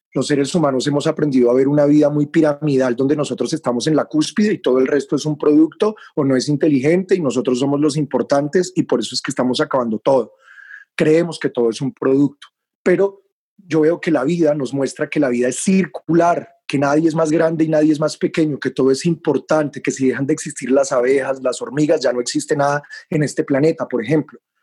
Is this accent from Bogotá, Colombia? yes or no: yes; Bogotá, Colombia; moved away as an adult; now in Taganga, Colombia; Yo nací en Bogotá, pero renací en el mar de Taganga